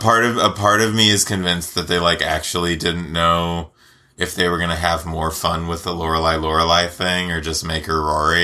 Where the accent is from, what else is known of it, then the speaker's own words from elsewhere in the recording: Southern California, United States; I am from Southern California